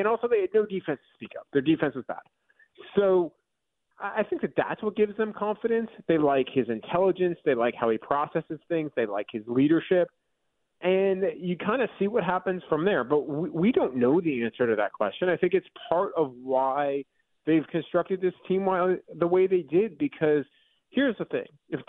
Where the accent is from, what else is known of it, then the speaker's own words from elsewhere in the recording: New York, United States; which growing up in New York and eating a whole bunch of Nathan's hot dogs as a kid, I totally was into.